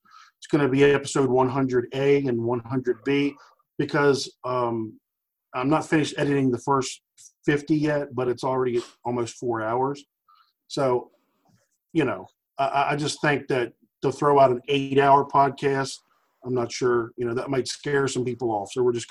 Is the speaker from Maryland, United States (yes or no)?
yes; Maryland, United States; It's strange because we're from all over, man. I'm from Maryland.